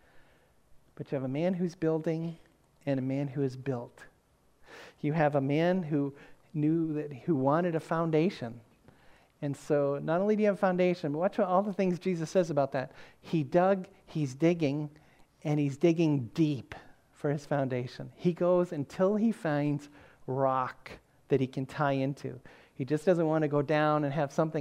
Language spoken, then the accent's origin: English; the North, United States; moved away; also born or lived in the South; growing up in the North, where everybody had a basement